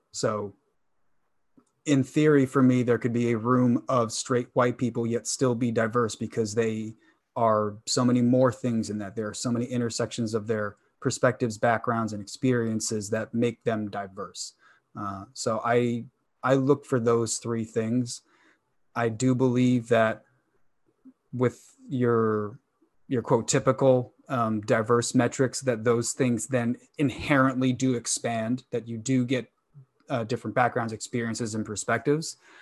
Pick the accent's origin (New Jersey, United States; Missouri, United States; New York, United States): New York, United States; I grew up in New York